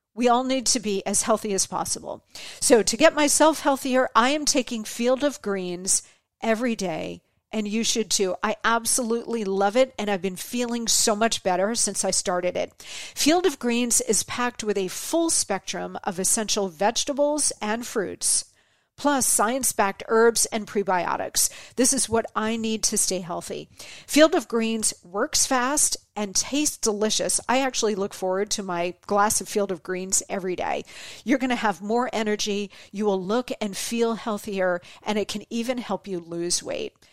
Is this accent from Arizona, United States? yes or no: yes; Fort Huachuca, Arizona, United States; I was born in Arizona at Fort Huachuca.